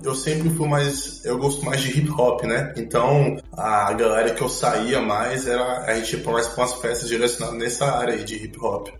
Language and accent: Portuguese; Brasília, Federal District, Brazil; moved away as an adult; also born or lived in Salvador, Bahia, Brazil; now in Belgrade, Serbia; eu sou natural de Salvador, eu nasci lá e morei até os 5 anos de idade, e aí depois eu fui morar com os meus pais em Brasília, e lá eu, eu basicamente eu eu, fui criado por 16 anos